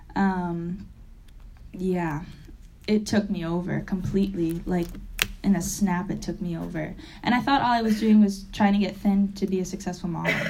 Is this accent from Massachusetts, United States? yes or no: yes; Springfield, Massachusetts, United States; I'm from Massachusetts. I'm from Springfield, Mass, it is a, I was lucky enough to live in the suburbs